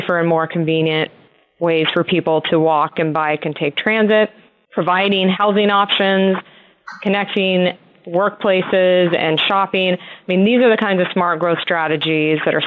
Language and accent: English; San Joaquin Valley, California, United States; I grew up in California's San Joaquin Valley